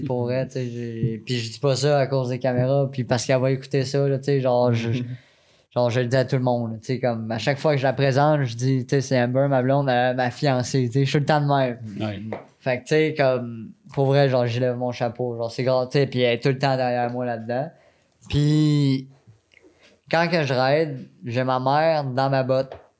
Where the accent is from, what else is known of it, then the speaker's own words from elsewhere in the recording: Quebec City, Quebec, Canada; now in Sainte-Julie, Canada; je suis natif de Québec